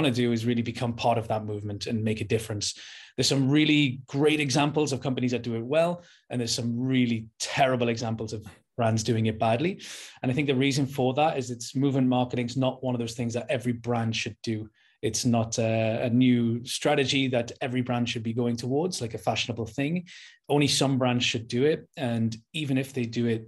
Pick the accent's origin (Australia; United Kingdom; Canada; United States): United Kingdom; Newcastle upon Tyne, North East England; I'm from Newcastle, the north of England.